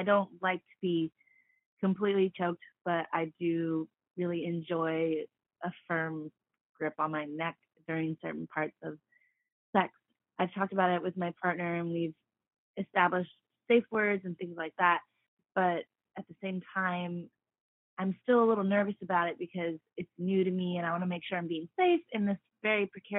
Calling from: Bay Area, California, United States; I'm calling from the Bay Area, California.

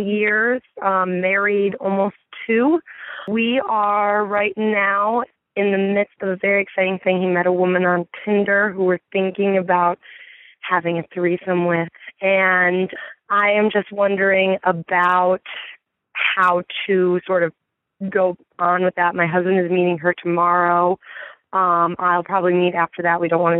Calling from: Midwest, United States; I'm calling from the Midwest.

